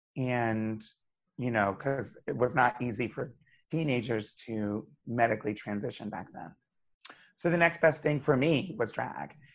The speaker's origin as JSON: {"language": "English", "town": "Wilmington", "region": "Delaware", "country": "United States", "tie": "born or raised there", "also_born_or_lived": "Hershey, Pennsylvania", "moved": "as an adult", "lives_now": "New York City, United States", "said": "I grew up in Wilmington, Delaware."}